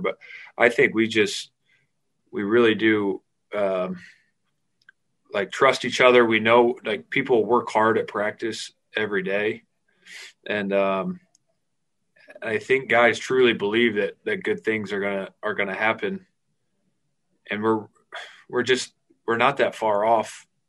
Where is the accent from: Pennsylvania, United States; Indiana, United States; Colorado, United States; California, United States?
Indiana, United States; Fort Wayne; moved away as an adult; also born or lived in Notre Dame, Indiana; now in Jacksonville, United States; growing up in Fort Wayne and going to Notre Dame